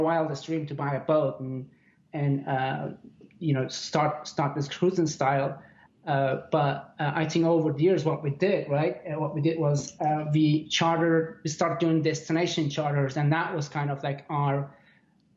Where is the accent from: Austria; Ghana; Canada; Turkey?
Turkey; Istanbul; now in Bay Area, California, United States; growing up in Istanbul, Turkey